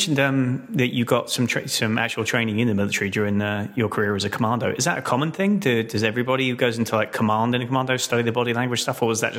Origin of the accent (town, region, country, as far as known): United Kingdom; now in United States